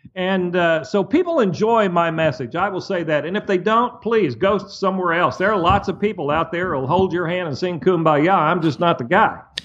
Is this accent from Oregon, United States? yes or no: no; Muskogee, Oklahoma, United States; When I was a little bitty boy growing up in Muskogee, Oklahoma, broke